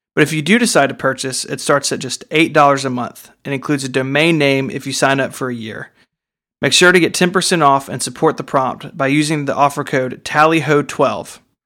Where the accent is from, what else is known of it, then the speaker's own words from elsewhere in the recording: the South, United States; I'm from the South